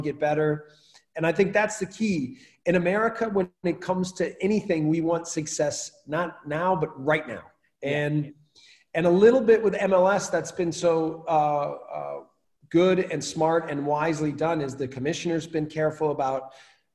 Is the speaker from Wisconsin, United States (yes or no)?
yes; Wisconsin, United States; moved away as an adult; also born or lived in Salzburg, Austria; now in Austria; growing up in Wisconsin, I didn't know anyone who went to Ivy League schools